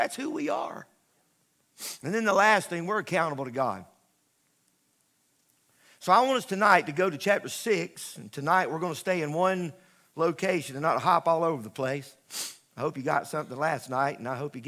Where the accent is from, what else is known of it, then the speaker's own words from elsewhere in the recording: United States; I'm an American, I'm a flag waver